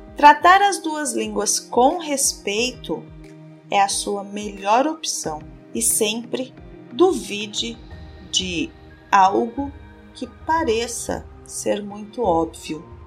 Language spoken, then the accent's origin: Portuguese; Brazil